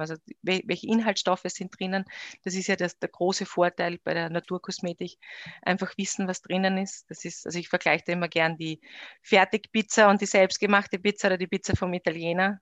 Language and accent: German; Styria, Austria; moved away as an adult; also born or lived in Graz / Vienna; now in Eisenstadt, Austria; bin gebürtige Steirerin